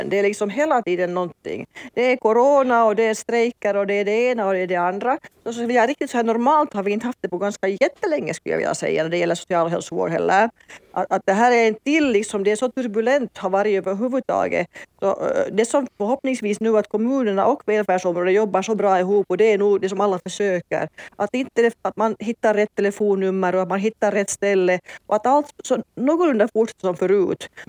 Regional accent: Finland

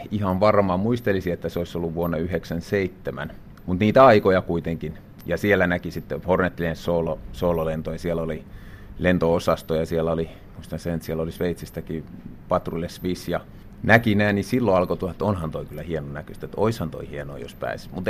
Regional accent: Vääksy, Päijänne Tavastia, Finland; No omassa elämässä se lähti siitä oikeastaan, että asuttiin vielä, vielä tota perheenä lapsena, asuttiin Vääksyssä

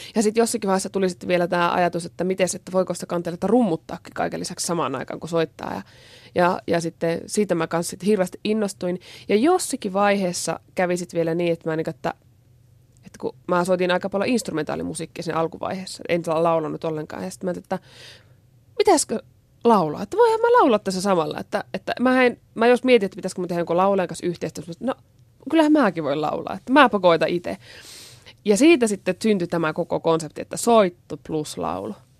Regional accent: Oulainen, North Ostrobothnia, Finland; moved away; also born or lived in Japan; mäkin on Pohjois-Pohjanmaalta ja tuota, Oulaisista alun perin

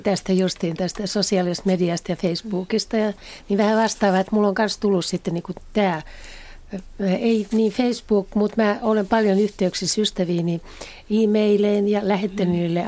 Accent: Helsinki, Uusimaa, Finland; moved away as an adult; now in Kerava, Finland; mä Helsingistä kotoisin

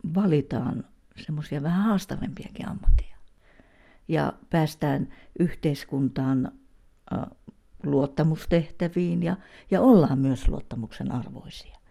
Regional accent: Pihtipudas, Central Finland, Finland; now in Pirkkala, Finland; olen Pihtiputalta kotoisin ja, ja tuota niin, Pirkkalassa olen asunut noin 25 vuotta

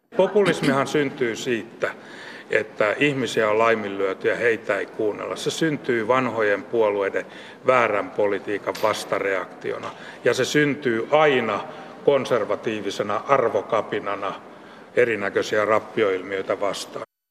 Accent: Kerava, Uusimaa, Finland; olen siis Keravalta kotoisin

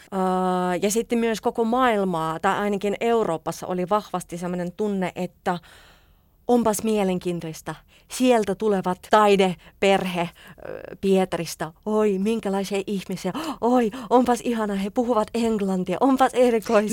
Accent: Saint Petersburg, Russia; Finnish is a second language; moved away as an adult; now in Helsinki, Finland; Minä olen pietrilainen venäläinen

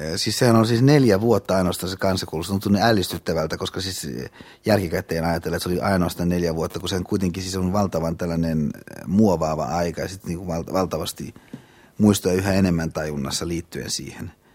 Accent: Hyvinkää, Uusimaa, Finland; moved away as an adult; now in Helsinki, Finland; Hyvinkään mun kotipaikkakunta, että siis siellä mä ö, asuin ja elin ö, siihen asti, kunnes mä tulin – vuonna 1972 äh, opiskelemaan

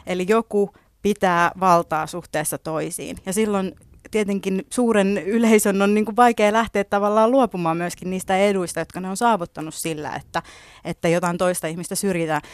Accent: Finland; first language Finnish; mä oon syntynyt täällä, ollut täällä aina, suomi on mun äidinkieli

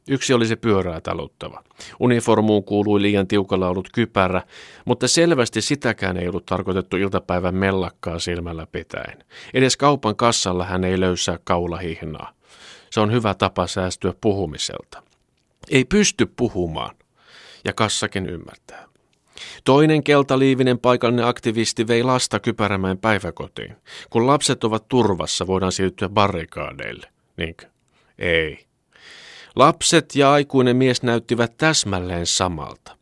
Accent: Finland

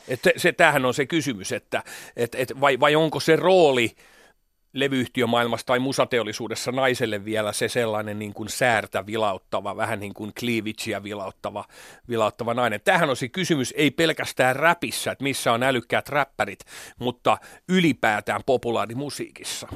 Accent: Hämeenlinna, Kanta-Häme, Finland; kun mä vartuin Hämeenlinnassa

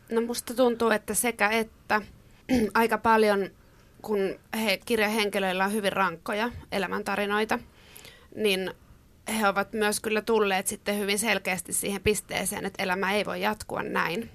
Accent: Ostrobothnia, Finland; mä oon kasvanut pienellä paikkakunnalla Pohjanmaalla

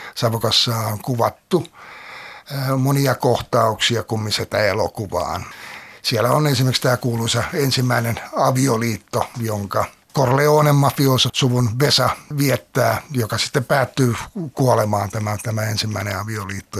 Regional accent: Helsinki, Uusimaa, Finland; Oman nuoruuteni olen viettänyt meren äärellä Lauttasaaressa, syntynyt siellä ja sitten lähtenyt sieltä 18-vuotiaana pois.

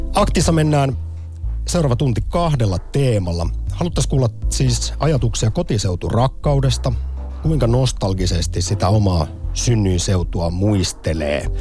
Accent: Central Finland, Finland; olen Keski-Suomesta

